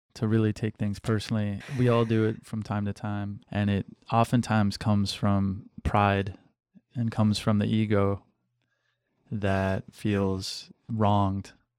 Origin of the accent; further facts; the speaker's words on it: Western Michigan, United States; moved away as an adult; also born or lived in Cleveland, Ohio / Orange County, California; I grew up in Western Michigan, but I, I was born in Cleveland and lived in Orange County, L A for a little while and then moved to Western Michigan, small town